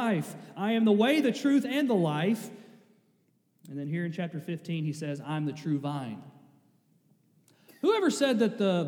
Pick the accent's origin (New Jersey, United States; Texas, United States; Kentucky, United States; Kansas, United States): Kentucky, United States; I'm from Kentucky.